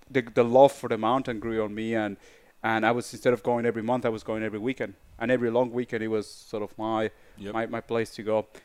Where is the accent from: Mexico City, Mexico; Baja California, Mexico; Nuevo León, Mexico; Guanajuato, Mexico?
Mexico City, Mexico; growing up in Mexico, um, I had a big advantage. You know, um, Mexico City is 2,000 meters over sea level already and most of the mountains around Mexico City are in the range between 5,000 to 5,700 meters. That was my backyard.